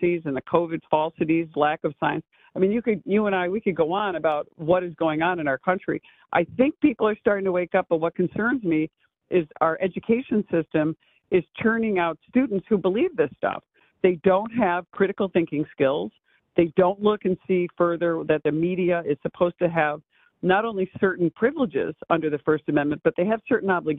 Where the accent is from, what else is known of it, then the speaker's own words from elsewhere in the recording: New York, United States; my vantage point as a New Yorker